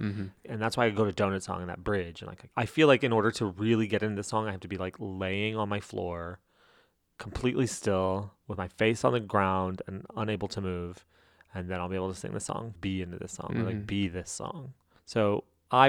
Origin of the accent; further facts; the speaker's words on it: New Mexico, United States; I'm from New Mexico